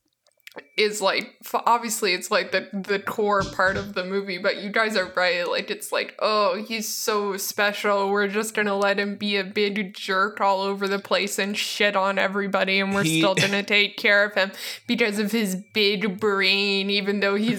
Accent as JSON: {"language": "English", "country": "Canada", "said": "I'm Canadian"}